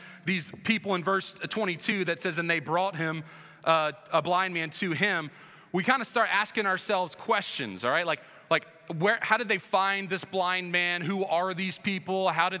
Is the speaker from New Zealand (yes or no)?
no; United States; moved away as an adult; now in Indiana, United States; on the East Coast, where I grew up right outside of DC